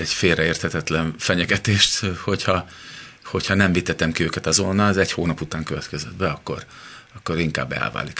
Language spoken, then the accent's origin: Hungarian; Szeged, Csongrád-Csanád, Hungary; also born or lived in Los Angeles; now in Budapest, Hungary; szegediek vagyunk, és ugye Szegedről jár fel anyukám